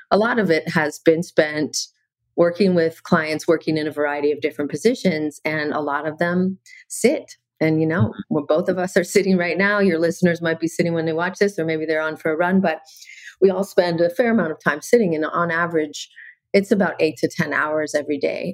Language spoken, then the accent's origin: English; Canada; now in Maui, United States; I'm originally from Canada and okay. I live in Maui now